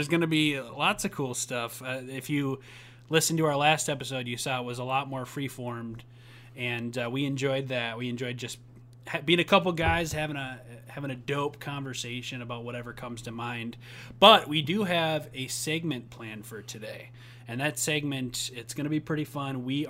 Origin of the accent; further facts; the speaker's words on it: Minnesota, United States; even though I'm from Minnesota